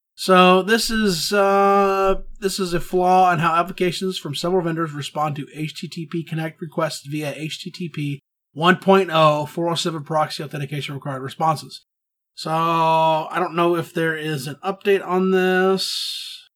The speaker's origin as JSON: {"language": "English", "region": "Texas", "country": "United States", "tie": "born or raised there", "said": "growing up in Texas"}